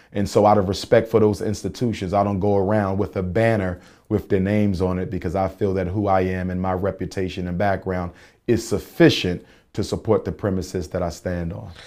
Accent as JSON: {"language": "English", "town": "Philadelphia", "region": "Pennsylvania", "country": "United States", "tie": "born or raised there", "said": "North Philadelphia, North Central Philadelphia. Born and raised, still live there."}